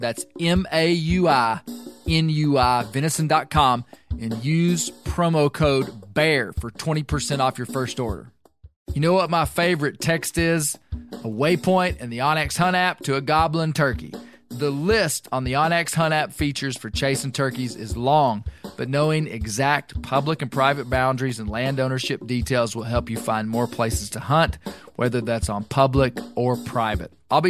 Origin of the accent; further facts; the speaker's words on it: Arkansas, United States; I'm talking about my home state of Arkansas